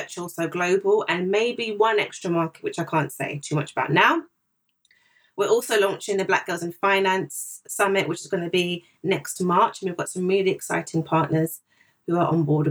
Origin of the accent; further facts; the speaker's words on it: Zimbabwe; also born or lived in Ghana / South Africa; now in United Kingdom; I'm originally from Zimbabwe